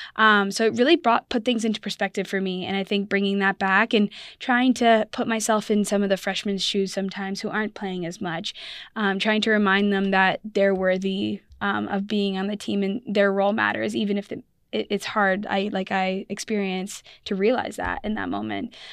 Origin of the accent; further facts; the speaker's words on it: Burlington, Ontario, Canada; moved away; also born or lived in Ohio, United States; I'm Canadian, I'm from Toronto, or Burlington, Ontario, uh, near Toronto